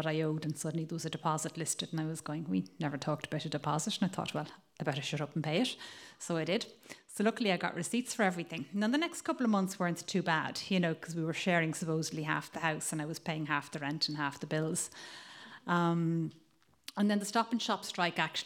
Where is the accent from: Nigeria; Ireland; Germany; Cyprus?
Ireland; accent: Irish; moved away as an adult; also born or lived in Italy; now in Provincetown, United States; as you can probably tell from my accent, I'm Irish